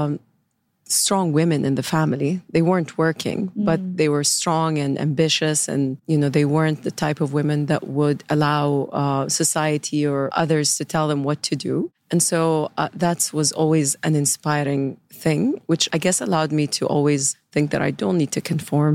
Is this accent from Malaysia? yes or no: no; Saudi Arabia; I grew up in Saudi, born and raised in Saudi Arabia in the 80s